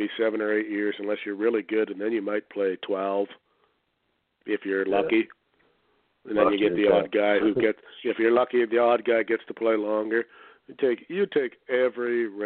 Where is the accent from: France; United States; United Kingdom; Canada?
Canada; I'm a Canadian